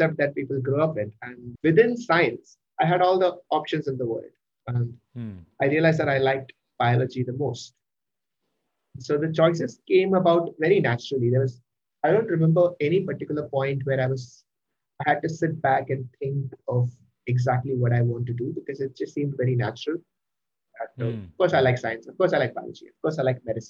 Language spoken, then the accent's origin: English; Mumbai, Maharashtra, India; I am born and brought up in Mumbai and I've been in Mumbai my whole life, although my ancestors are from Kerala.